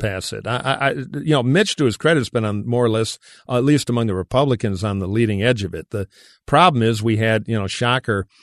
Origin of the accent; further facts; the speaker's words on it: Detroit, Michigan, United States; my hometown of Detroit